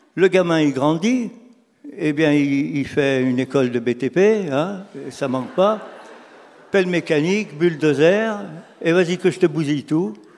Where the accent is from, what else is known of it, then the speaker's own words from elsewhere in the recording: Lyon, Auvergne-Rhône-Alpes, France; je suis lyonnais